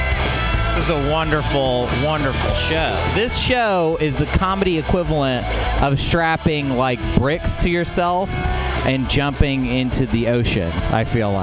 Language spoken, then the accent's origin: English; Portland, Oregon, United States; I'm from Portland.